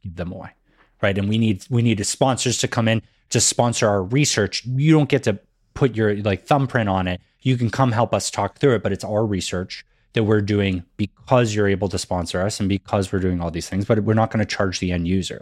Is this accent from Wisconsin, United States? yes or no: no; Massachusetts, United States; growing up in Massachusetts, that was something that they definitely made sure we learned in school